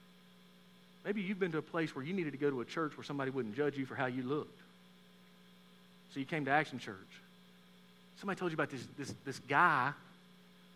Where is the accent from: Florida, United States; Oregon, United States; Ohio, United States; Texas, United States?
Texas, United States; moved away; I'm from Texas